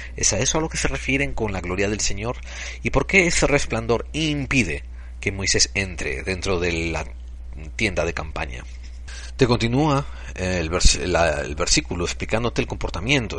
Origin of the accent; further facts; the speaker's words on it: Spain; somos españoles